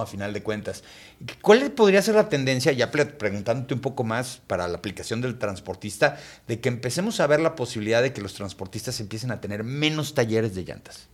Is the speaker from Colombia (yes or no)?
no; Mexico